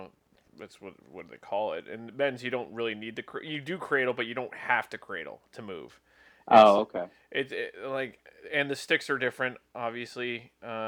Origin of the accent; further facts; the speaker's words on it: New Jersey, United States; growing up in Jersey, it was, like, for the 5 years I served in Jersey